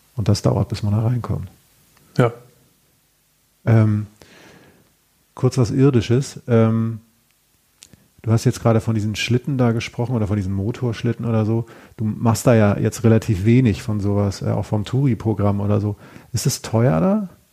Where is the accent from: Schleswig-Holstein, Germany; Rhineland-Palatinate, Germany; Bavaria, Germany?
Schleswig-Holstein, Germany; ich stamme aus Schleswig-Holstein